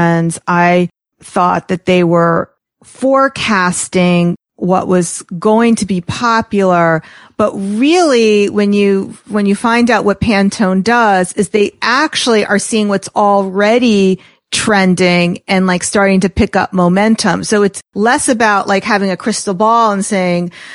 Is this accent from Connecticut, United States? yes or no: no; Atlanta, Georgia, United States; moved away; I grew up many years in Atlanta. Like I spent a good portion of my childhood there.